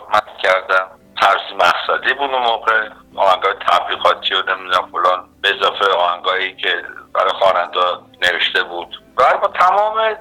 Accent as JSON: {"language": "Persian", "country": "Iran", "also_born_or_lived": "Los Angeles", "moved": "as an adult", "lives_now": "Canada", "said": "من سال 1981 از ایران"}